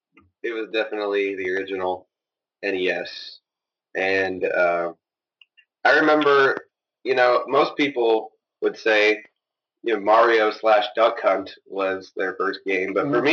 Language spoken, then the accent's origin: English; Kokomo, Indiana, United States; I am from Kokomo, Indiana.